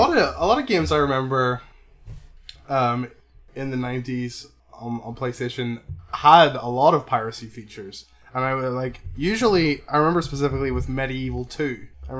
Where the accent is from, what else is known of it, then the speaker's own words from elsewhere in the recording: Northern Ireland, United Kingdom; I'm from Northern Ireland